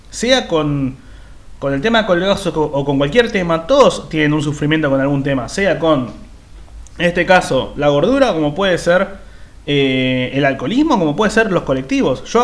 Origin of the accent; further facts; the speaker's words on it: Liniers, Buenos Aires, Argentina; Yo, yo soy de Liniers, así que yo sería la vaca de Liniers.